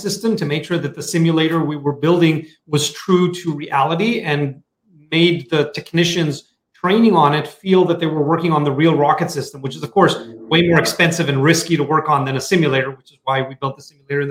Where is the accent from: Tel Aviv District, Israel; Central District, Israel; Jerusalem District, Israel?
Tel Aviv District, Israel; Tel Aviv; I'm originally from Tel Aviv, Israel